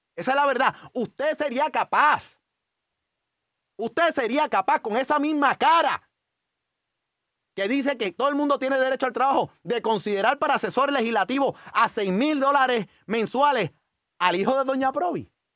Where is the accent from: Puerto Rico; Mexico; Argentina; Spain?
Puerto Rico; San Juan; Yo quiero tratar de todavía pensar que soy de Río Piedra